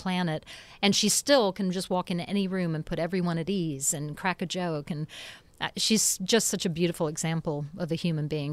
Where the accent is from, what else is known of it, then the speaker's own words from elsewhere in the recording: Nashville, Tennessee, United States; also born or lived in England; lived in Nashville since I was five